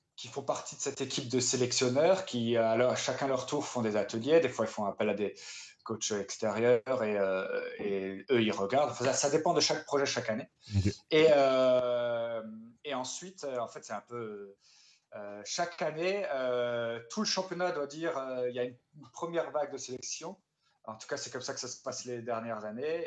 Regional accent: Saint-Louis, Grand Est, France; now in Strasbourg, France; j'avais commencé le théâtre dans, dans, ma ville natale à Saint-Louis, en Alsace, quand j'avais 9 ans

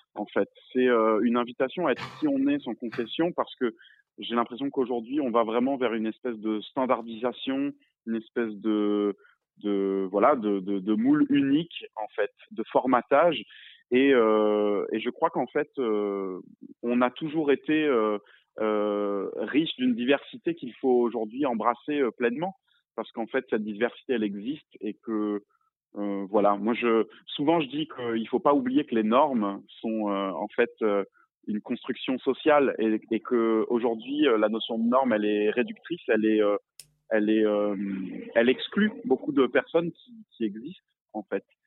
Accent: Réunion; moi j'ai grandi à La Réunion, je suis réunionnais

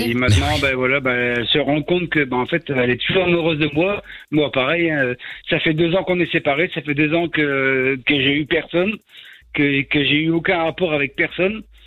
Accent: the North, north of France, France; moved away as an adult; je suis du Nord, donc euh, j'étais là-haut et j'ai quitté le Nord pour venir dans le Sud

